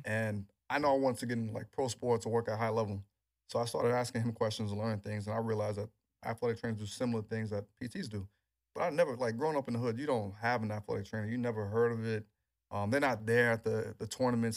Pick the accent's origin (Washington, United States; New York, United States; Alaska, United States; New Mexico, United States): New York, United States; New York City; growing up in New York